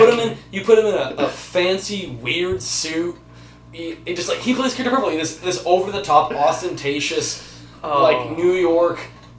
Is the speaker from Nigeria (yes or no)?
no; Toronto, Ontario, Canada; I'm from Toronto.